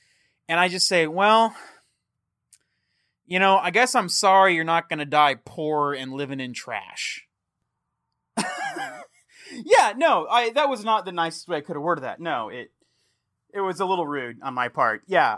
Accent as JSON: {"language": "English", "region": "Texas", "country": "United States", "tie": "born or raised there", "also_born_or_lived": "Fort Worth", "said": "I grew up in a reclamation community in Texas. I was born in Fort Worth. And yeah, like I'm a yokel."}